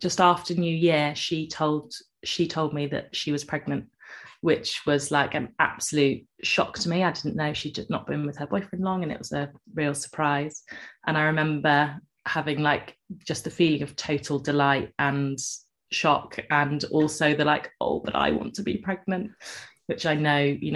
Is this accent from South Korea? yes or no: no; Cornwall, South West England, United Kingdom; moved away; I'm from Cornwall and moved back